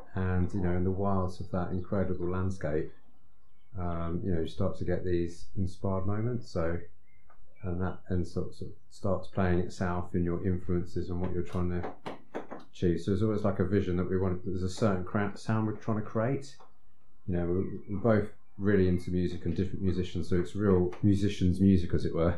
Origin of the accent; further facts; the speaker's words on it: Eastbourne, South East England, United Kingdom; I was brought up in Eastbourne, which is a slightly slower pace.